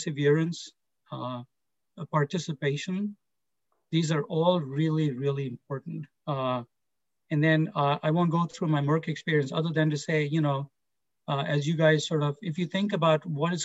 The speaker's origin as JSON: {"language": "English", "country": "India", "tie": "born or raised there", "moved": "yes", "said": "I grew up in India"}